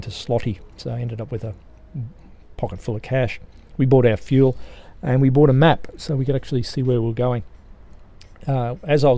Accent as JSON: {"language": "English", "country": "Australia", "said": "Being Australian"}